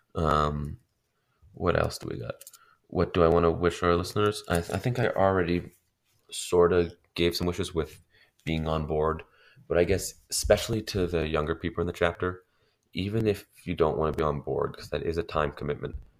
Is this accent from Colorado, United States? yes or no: yes; Denver, Colorado, United States; I'm a junior from Denver, Colorado, which is in the Rocky Mountain region